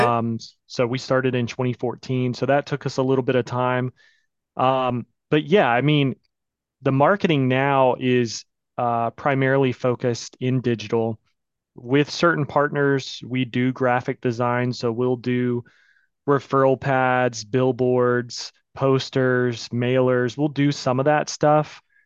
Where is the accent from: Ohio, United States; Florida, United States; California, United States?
Florida, United States; Pensacola; also born or lived in New York; I moved back home. I'm from Pensacola, Florida